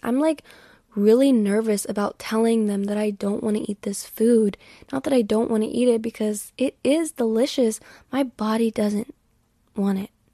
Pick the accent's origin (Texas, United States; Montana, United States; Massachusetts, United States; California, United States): Texas, United States; I've always lived in Texas